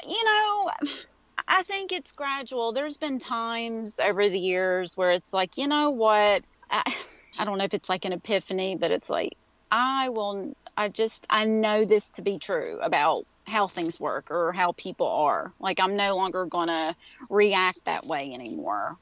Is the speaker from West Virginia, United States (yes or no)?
yes; West Virginia, United States; accent: Appalachian; I live in West Virginia. This is um, where I grew up